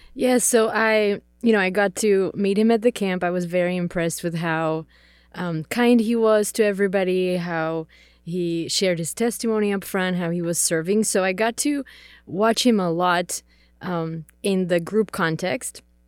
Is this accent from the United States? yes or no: no; Czechia; English is a second language; So I grew up in the Czech Republic. Uh, I am Czech, so English is my second language.